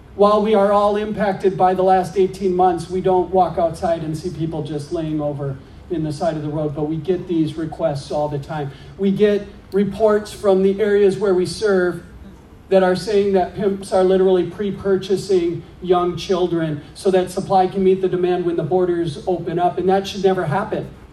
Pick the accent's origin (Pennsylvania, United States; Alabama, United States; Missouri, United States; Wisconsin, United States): Wisconsin, United States; Green Bay; now in Minneapolis, United States; I grew up in Green Bay